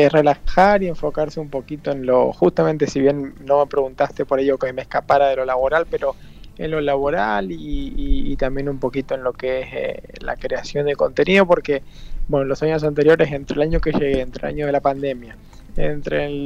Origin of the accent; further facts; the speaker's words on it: Rawson, Chubut, Argentina; also born or lived in Buenos Aires; No, a ver, yo, bueno, soy de Rawson, pero viví esto así, yo terminé la secundaria y después me tomé medio año, me fui de intercambio a Inglaterra, a Brighton